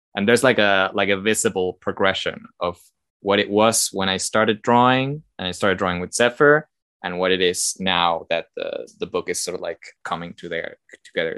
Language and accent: English; Argentina; I'm from Argentina